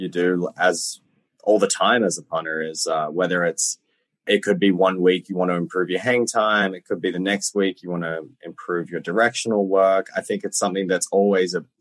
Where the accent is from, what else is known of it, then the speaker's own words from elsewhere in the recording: Sydney, New South Wales, Australia; moved away as an adult; also born or lived in Melbourne / Virginia Tech; I was born in Sydney and I grew up playing Australian rules football until I was probably, I think it was 17 or 18